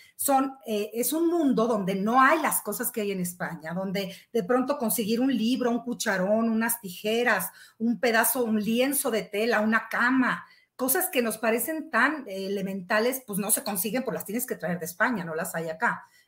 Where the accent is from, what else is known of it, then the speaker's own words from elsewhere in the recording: Mexico; somos mexicanos